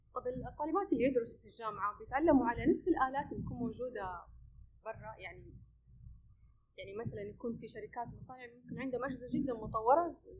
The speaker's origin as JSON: {"language": "Arabic", "country": "Saudi Arabia", "said": "هنا عندنا في السعوديه"}